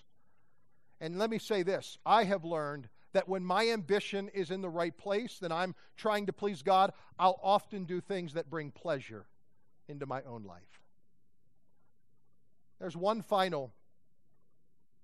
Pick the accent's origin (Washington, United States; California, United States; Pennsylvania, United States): Pennsylvania, United States; I grew up in Pennsylvania with a floodlight looking for deer